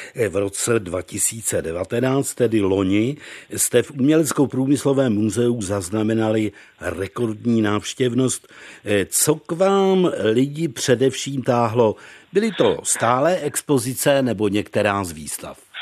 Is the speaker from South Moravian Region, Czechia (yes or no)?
no; Nová Cerekev, Vysočina Region, Czechia; u nás v Nové Cerekvi na Vysočině u Pelhřimová